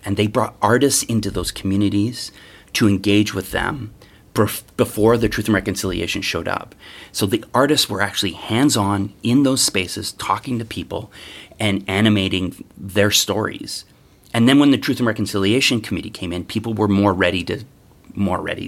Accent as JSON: {"language": "English", "area": "Treaty Three territory", "region": "Ontario", "country": "Canada", "tie": "born or raised there", "moved": "yes", "lives_now": "Toronto, Canada", "said": "I was raised mostly in Treaty Three territory."}